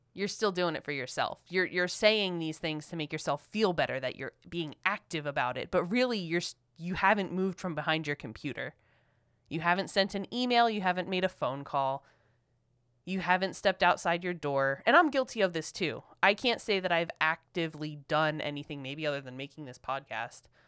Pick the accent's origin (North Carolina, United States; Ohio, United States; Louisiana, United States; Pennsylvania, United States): Pennsylvania, United States; Philadelphia